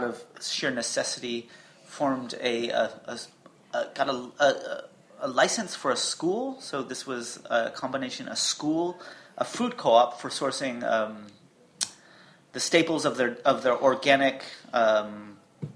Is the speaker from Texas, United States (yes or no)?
yes; Dallas, Texas, United States; moved away as an adult; now in Berlin, Germany; I was born and raised in Dallas, Texas, East Dallas